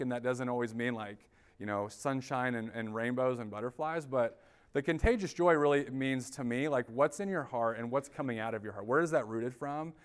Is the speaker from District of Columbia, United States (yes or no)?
no; Indianapolis, Indiana, United States; now in Grand Rapids, United States; I live in Grand Rapids. I'm originally from Indianapolis, Indiana.